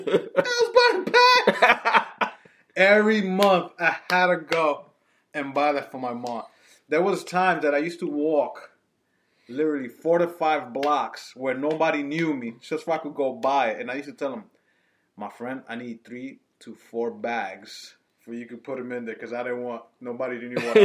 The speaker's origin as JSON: {"language": "English", "town": "New York City", "region": "New York", "country": "United States", "tie": "born or raised there", "said": "I grew up in New York City, Washington Heights"}